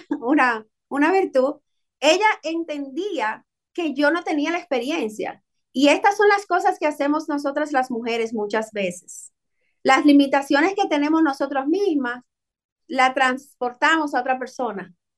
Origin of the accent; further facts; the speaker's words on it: Dominican Republic; moved away; Nosotros somos dominicanos, siempre lo llevamos en la sangre